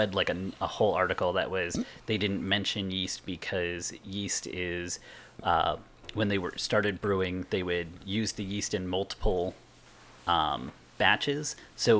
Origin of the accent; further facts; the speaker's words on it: Massachusetts, United States; I'm from Massachusetts